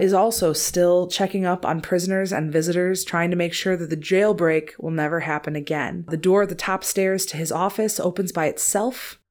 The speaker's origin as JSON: {"language": "English", "region": "Wisconsin", "country": "United States", "said": "I'm from Wisconsin"}